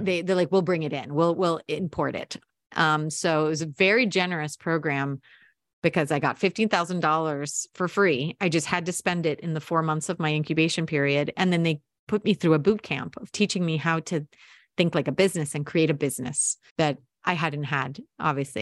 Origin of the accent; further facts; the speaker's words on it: United States; also born or lived in Montevideo, Uruguay; I was born here. You know, I'm, I'm American